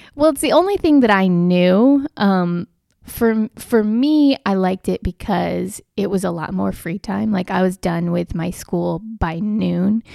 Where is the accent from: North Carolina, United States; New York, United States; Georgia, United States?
North Carolina, United States; moved away as an adult; also born or lived in Birmingham, Alabama / Florida; now in Atlanta, United States; I moved to North Carolina when I was eight and lived there through college